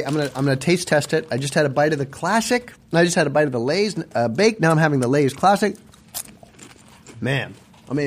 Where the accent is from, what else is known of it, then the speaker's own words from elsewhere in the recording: Canada; moved away; my hometown